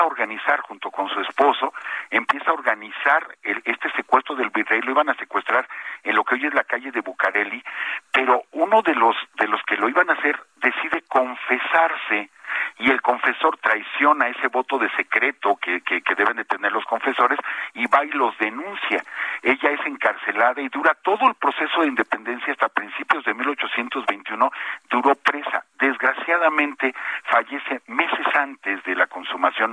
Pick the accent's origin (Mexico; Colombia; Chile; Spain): Mexico; como mexicanos